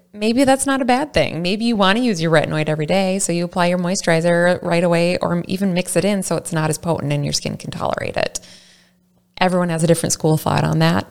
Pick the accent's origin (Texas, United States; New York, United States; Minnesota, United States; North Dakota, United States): Minnesota, United States; Saint Paul; I'm from the Saint Paul area